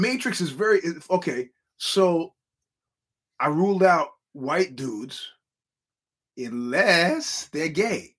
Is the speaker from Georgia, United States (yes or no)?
no; New York City, New York, United States; moved away; I'm from Brooklyn